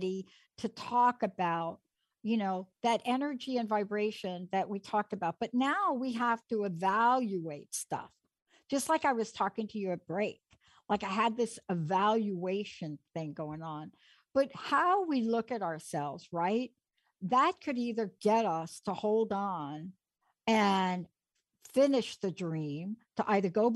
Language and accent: English; New York City, New York, United States; I grew up in the Bronx.